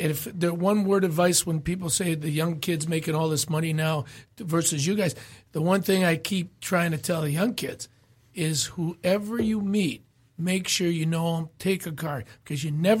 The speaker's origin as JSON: {"language": "English", "country": "Canada", "tie": "born or raised there", "moved": "yes", "said": "it's something we grew up with in Canada."}